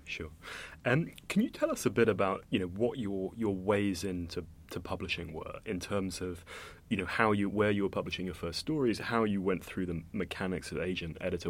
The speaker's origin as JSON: {"language": "English", "town": "Cambridge", "region": "East of England", "country": "United Kingdom", "tie": "born or raised there", "said": "I grew up in Cambridge"}